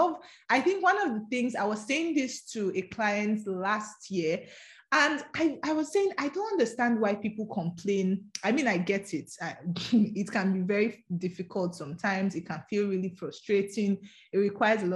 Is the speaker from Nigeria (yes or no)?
yes; Edo, Nigeria; English is a second language; I'm from Edo State